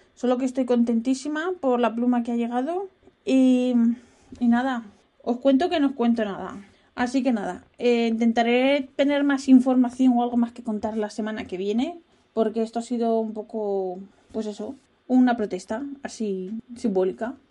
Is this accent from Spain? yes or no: yes; Spain; moved away as an adult; now in Netherlands; soy española